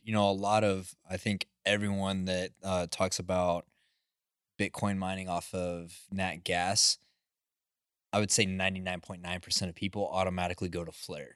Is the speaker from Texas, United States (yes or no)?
yes; West Texas, United States; I grew up in West Texas, like, we have high wind there